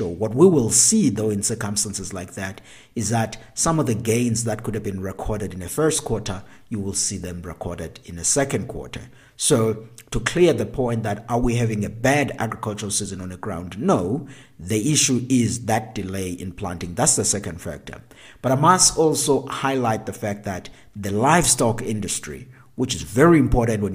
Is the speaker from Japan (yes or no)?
no; South Africa; here at home in South Africa